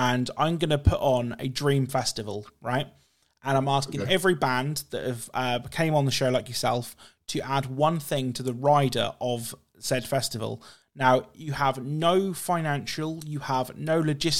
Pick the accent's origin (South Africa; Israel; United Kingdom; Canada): United Kingdom; being British